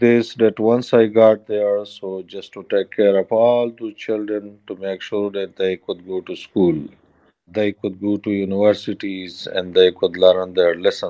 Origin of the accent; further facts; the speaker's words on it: Kunar, Afghanistan; English is a second language; Yes, so I have been growing up in my native province that's called Kunar, which is located in the east of capital Kabul.